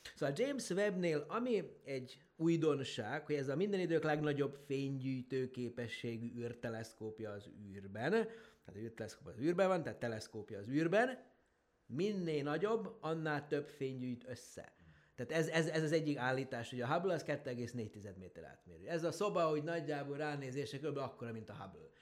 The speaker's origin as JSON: {"language": "Hungarian", "town": "Horgoš", "region": "Vojvodina", "country": "Serbia", "tie": "born or raised there", "said": "Ugye én Horgoson nőttem föl, az ugye mai Szerbiában, akkor Jugoszláviában volt található"}